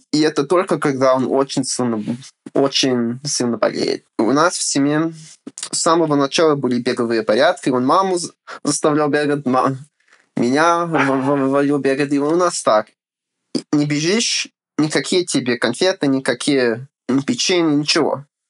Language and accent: Russian; United States; Russian is a second language; also born or lived in Ukraine; Отец переехал в Америку учиться. Вот. И женился и остался. Ага. А я уже родился тут